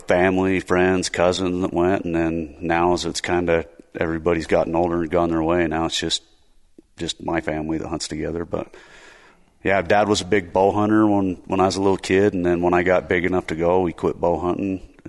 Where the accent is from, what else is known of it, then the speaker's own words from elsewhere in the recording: Spanish Fork, Utah, United States; Spanish Fork.